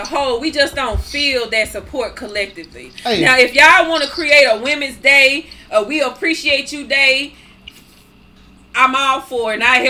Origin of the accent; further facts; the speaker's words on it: Grenada, Mississippi, United States; I grew up in Mississippi